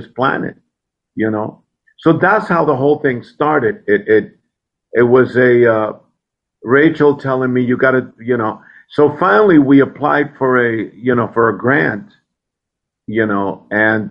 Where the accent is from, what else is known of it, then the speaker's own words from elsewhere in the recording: Puerto Rico; I grew up in Puerto Rico